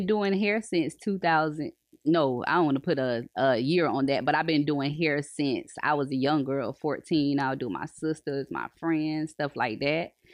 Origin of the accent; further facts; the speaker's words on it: Polk County, Florida, United States; I was raised in Polk, so I've been in Polk all my life